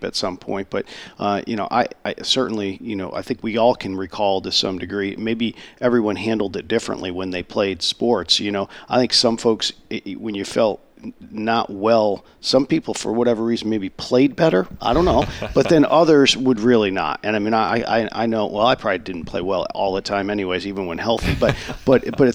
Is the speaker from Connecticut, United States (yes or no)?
yes; Enfield, Connecticut, United States; moved away; I was fortunate enough some 25 years ago to start a Hall of Fame in my hometown in Connecticut